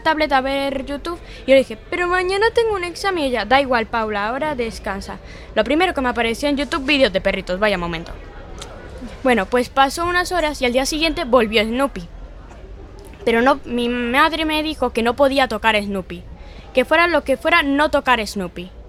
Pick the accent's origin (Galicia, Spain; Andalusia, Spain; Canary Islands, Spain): Galicia, Spain; also born or lived in Tenerife / Cuba; Yo nací en Tenerife, pero me criaron en Cuba hasta los cinco años. Y con cinco años me trajeron aquí, a Galicia.